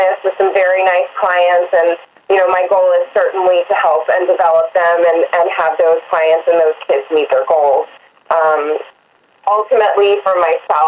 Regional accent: United States; I grew up riding in the Maryland and Virginia area.

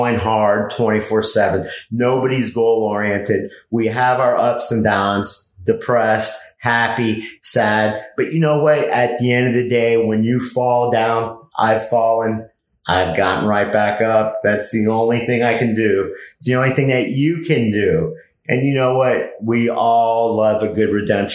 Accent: Miami, Florida, United States; I was born in Miami.

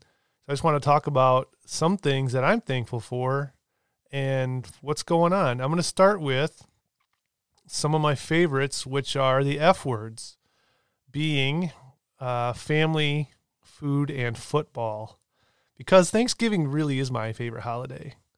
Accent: Michigan, United States; I'm born and raised in Michigan

